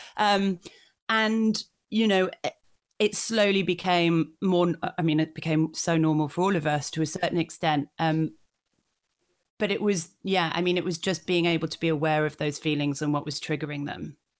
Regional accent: Yorkshire and the Humber, United Kingdom; I grew up in North Yorkshire, and so I, I love my home county

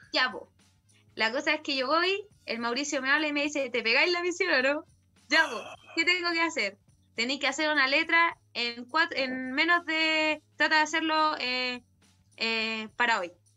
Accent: Chile; esto es Chile, yo soy chilena, vengo de acá y esta es mi cultura

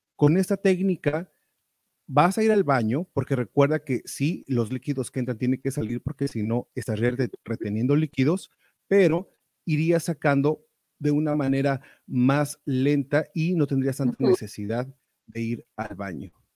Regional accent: Mexico; moved away; allá en México, de donde soy oriundo

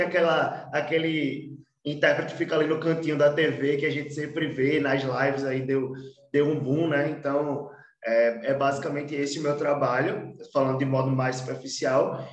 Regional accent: Olinda, Pernambuco, Brazil; also born or lived in Recife; Eu vim da, da cidade de Olinda, nasci em Recife, mas fui criado em Olinda

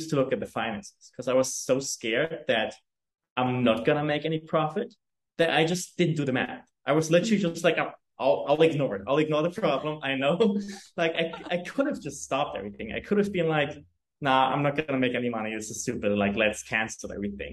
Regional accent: Germany; English is a second language; also born or lived in New York; now in Hamburg, Germany; I come from a very rural town in Germany

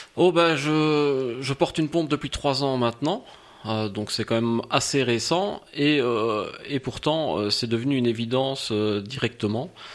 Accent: Liège, Wallonia, Belgium; je suis liégeois de quarante-deux ans

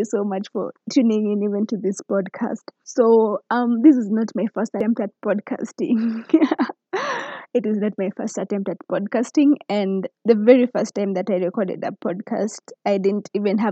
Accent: Kericho, Kericho County, Kenya; moved away as an adult; now in Nakuru County, Kenya; I come from Kericho, Kenya, but currently in Nakuru County

